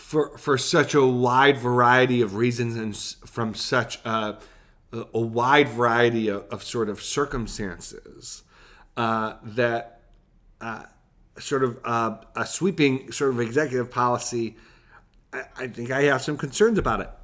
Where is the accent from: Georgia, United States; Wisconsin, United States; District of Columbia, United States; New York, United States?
New York, United States; Buffalo; We're from Buffalo.